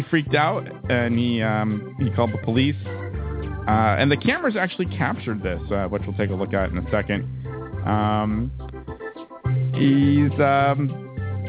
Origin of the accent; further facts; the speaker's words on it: Hatfield, Massachusetts, United States; now in Boston, United States; right here in Massachusetts, right near my hometown, Hatfield.